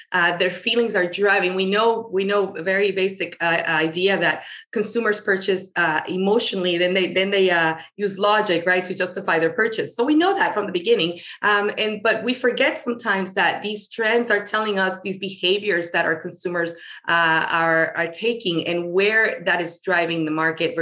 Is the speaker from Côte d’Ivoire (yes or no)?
no; Venezuela; now in Florida, United States; I live in the States, and specifically in the state of Florida. I'm originally from Venezuela.